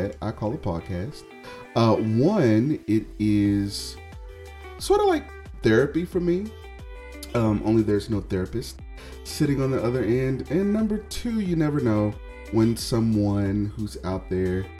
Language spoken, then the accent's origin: English; Houston, Texas, United States; moved away as an adult; also born or lived in Austin, Texas / Dallas, Texas / Seattle, Washington; now in Detroit, United States; moving back to my hometown, which is Houston, Texas